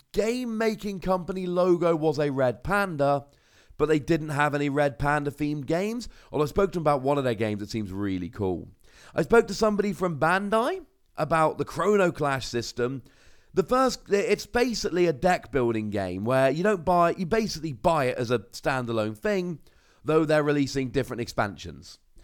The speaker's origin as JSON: {"language": "English", "area": "Cornwall", "region": "South West England", "country": "United Kingdom", "said": "I'm from Cornwall"}